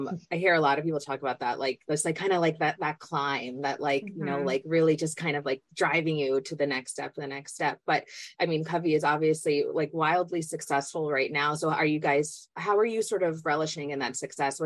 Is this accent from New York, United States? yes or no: yes; New York City, New York, United States; I was born and raised in Manhattan